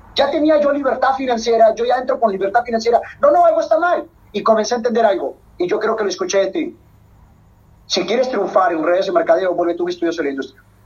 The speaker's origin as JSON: {"language": "Spanish", "country": "Peru", "said": "netamente soy peruano, peruano"}